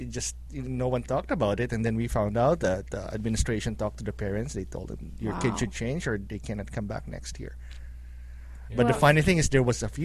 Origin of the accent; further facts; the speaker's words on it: Philippines; now in Cleveland, United States; I grew up in the Philippines too